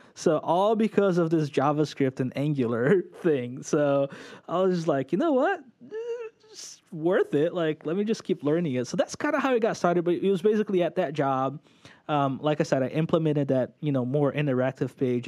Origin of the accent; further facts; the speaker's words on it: São Paulo, Brazil; moved away as an adult; also born or lived in Orlando area, United States; now in Orlando, United States; I was born in Brazil, São Paulo, Brazil. Um, moved here when I was ten, stayed here for a year and a half to two years, not very long